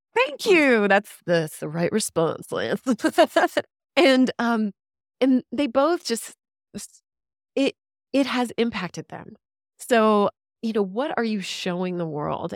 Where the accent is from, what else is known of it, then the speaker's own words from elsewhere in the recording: Killeen, Texas, United States; I grew up in Killeen, Texas. I'm a Central Texas girl